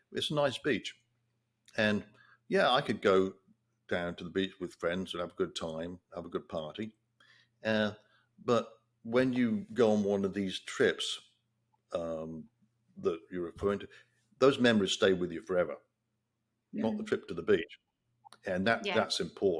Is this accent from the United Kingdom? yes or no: yes; England, United Kingdom; now in United States; growing up in England